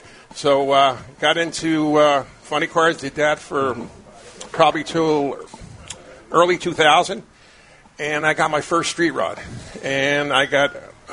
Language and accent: English; New Jersey, United States; So I'm from New Jersey.